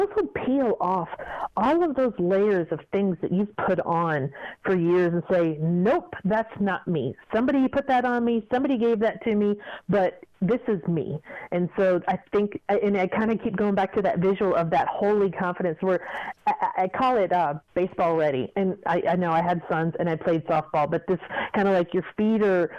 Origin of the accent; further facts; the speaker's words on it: Kentucky, United States; also born or lived in Fort Lauderdale; I didn't mind being, you know, from Kentucky and all of that, but I just did not want to be, people put things on you without actually knowing you.